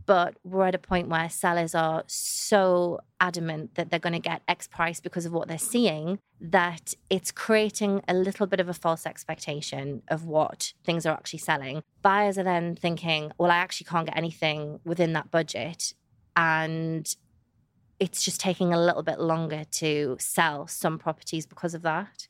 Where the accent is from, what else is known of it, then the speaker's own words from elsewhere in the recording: the Northeast, North East England, United Kingdom; moved away as an adult; now in Dubai, United Arab Emirates; I'm from the Northeast, there's so much countryside